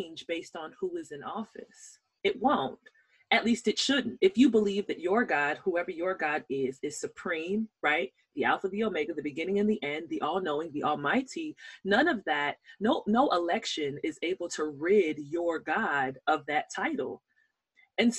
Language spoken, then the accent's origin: English; Nigeria; I'm Nigerian